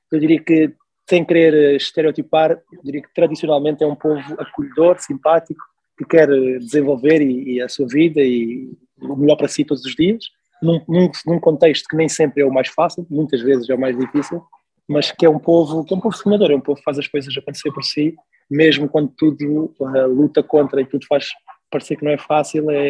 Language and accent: Portuguese; Maputo, Maputo City, Mozambique; e eu cresci, tive a minha adolescência em Moçambique, eh, na cidade de Maputo, na altura, eu fui para Maputo em 94 ou 95.